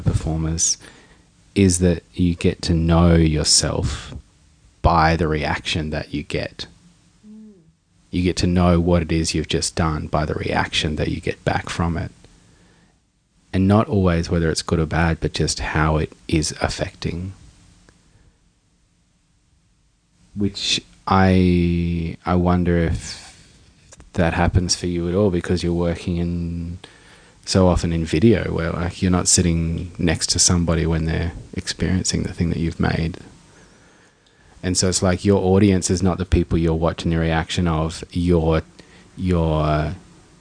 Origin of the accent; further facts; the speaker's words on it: Darwin, Northern Territory, Australia; all the boys that I grew up in Darwin breaking